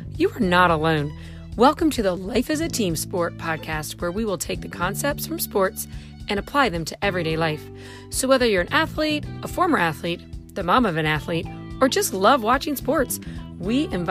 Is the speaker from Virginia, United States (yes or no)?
no; Lewiston, Idaho, United States; moved away as an adult; also born or lived in Pennsylvania; I was born and raised in Lewiston, Idaho, out in the Northwest.